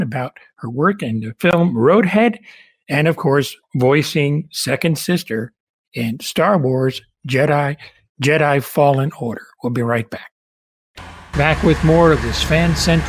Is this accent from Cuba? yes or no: yes; Cuba; now in Manhattan, United States; I was born in Cuba, and we came over in the early 60s.